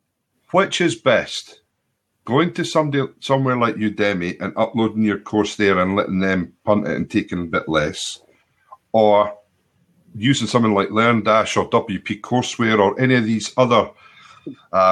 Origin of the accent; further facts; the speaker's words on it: Scotland, United Kingdom; I'm Scottish